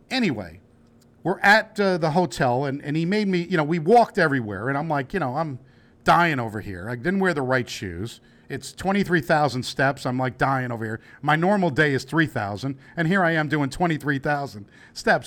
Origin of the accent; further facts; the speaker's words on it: New Jersey, United States; we're from Jersey